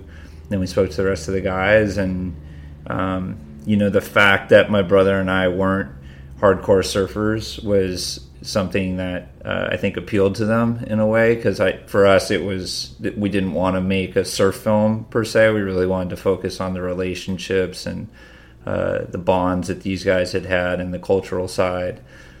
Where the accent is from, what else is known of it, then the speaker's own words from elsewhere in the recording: Massachusetts, United States; We grew up in Western Massachusetts, so not on the beach.